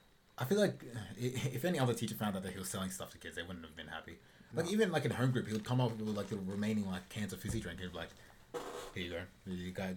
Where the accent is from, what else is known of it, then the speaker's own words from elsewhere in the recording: Australia; we're Australian like teenagers